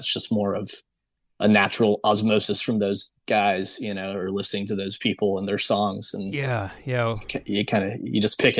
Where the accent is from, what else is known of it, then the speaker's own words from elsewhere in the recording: San Antonio, Texas, United States; also born or lived in Saudi Arabia / Germany; but I'm from San Antonio, but I lived in Saudi Arabia for about 9 years, and then Germany for about two.